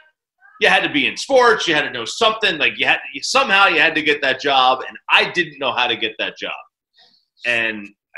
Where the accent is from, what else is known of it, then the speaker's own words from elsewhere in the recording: New Jersey, United States; moved away as an adult; also born or lived in Knoxville, Tennessee; now in Dallas, United States; I grew up in New Jersey